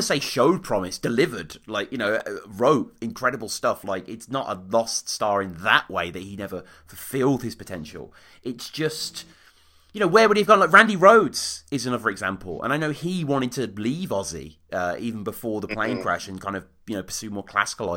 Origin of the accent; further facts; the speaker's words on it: Birmingham, West Midlands, United Kingdom; my hometown of Birmingham.